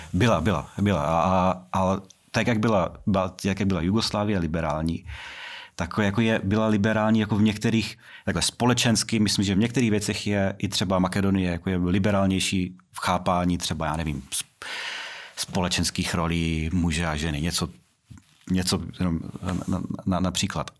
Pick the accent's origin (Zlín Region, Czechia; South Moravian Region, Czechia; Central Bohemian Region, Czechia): South Moravian Region, Czechia; Brno; já jsem z Brna a vždycky prostě jsem, říkám, že jsem z Brna